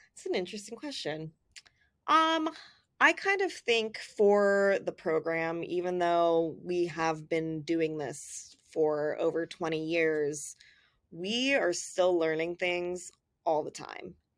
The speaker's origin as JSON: {"language": "English", "region": "Southern California", "country": "United States", "tie": "born or raised there", "said": "I grew up in Southern California, so the ocean was part of my life all the time"}